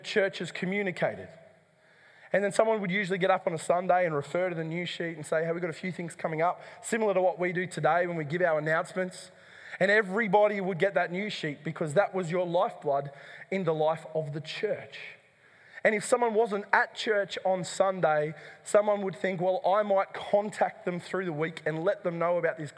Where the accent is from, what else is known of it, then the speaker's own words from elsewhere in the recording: Dubbo, New South Wales, Australia; the church that I grew up in Dubbo